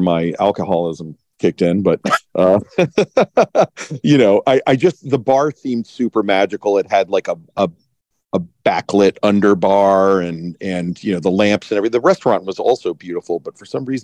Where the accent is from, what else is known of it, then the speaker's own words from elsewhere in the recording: Miami, Florida, United States; moved away; I'm from Miami, Florida.